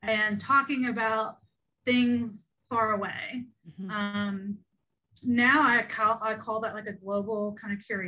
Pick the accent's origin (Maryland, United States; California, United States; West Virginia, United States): West Virginia, United States; Ohio River Valley; I grew up in a really rural area in Appalachia. I'm from West Virginia, over in the Ohio River Valley area